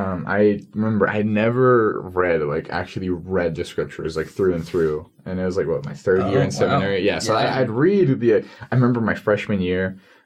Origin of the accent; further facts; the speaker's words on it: New Jersey, United States; I was born in New Jersey.